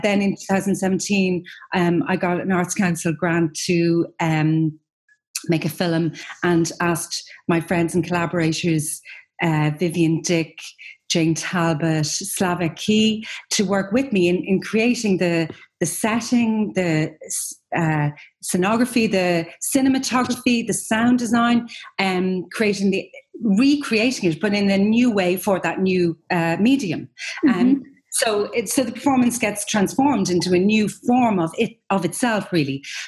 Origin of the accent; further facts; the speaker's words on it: Ireland; as Irish people